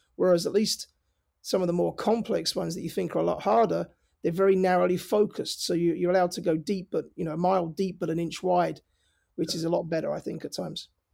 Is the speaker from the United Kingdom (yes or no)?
yes; London, United Kingdom; moved away as an adult; my accent is, you know, I'm from North London. Um, I was born and raised in London. Uh, I moved over here about twenty years ago. I never lost my accent